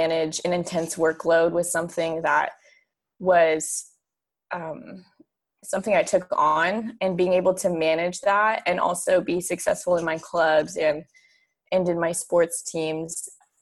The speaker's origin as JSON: {"language": "English", "town": "Fort Collins", "region": "Colorado", "country": "United States", "tie": "born or raised there", "also_born_or_lived": "Arizona", "moved": "as an adult", "lives_now": "Orlando, United States", "said": "I grew up in Fort Collins, Colorado"}